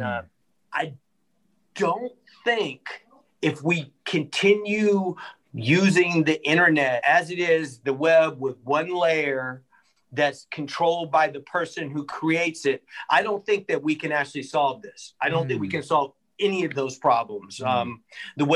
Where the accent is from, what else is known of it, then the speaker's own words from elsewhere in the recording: Berkeley, California, United States; also born or lived in San Francisco / Oakland; I grew up in Berkeley, California. I was born in San Francisco, never lived there, raised in Berkeley, living in Oakland now.